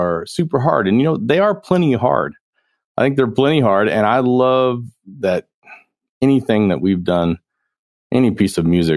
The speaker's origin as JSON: {"language": "English", "town": "Norman", "region": "Oklahoma", "country": "United States", "tie": "born or raised there", "also_born_or_lived": "Tennessee", "moved": "yes", "said": "I grew up in Oklahoma"}